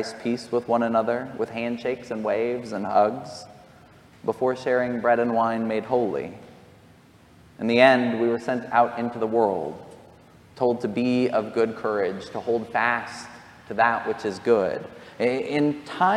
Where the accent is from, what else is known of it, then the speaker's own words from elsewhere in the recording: near Columbine, Jefferson County, Colorado, United States; I grew up near Columbine.